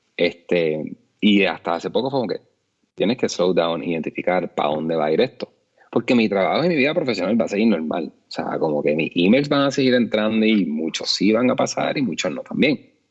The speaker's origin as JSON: {"language": "Spanish", "country": "Puerto Rico", "said": "como puertorriqueños"}